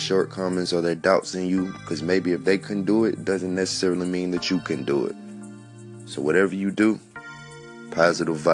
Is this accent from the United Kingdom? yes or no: no; the South, United States; I'm from the South